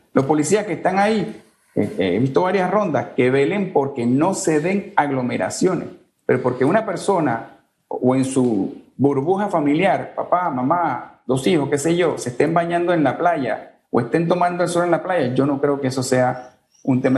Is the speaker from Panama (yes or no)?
yes; Panama; somos panameños